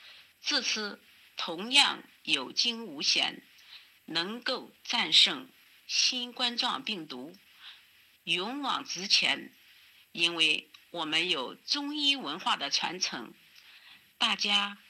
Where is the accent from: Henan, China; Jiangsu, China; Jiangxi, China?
Henan, China; Zhoukou; 我来自河南周口，